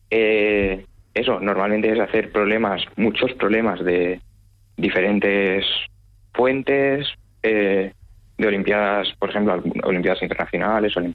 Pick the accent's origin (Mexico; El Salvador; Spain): Spain; Alicante, Valencian Community; De la ciudad de Alicante.